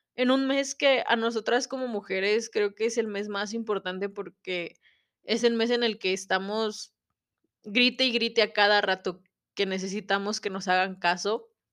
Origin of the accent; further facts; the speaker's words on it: Mexico; como mexicanos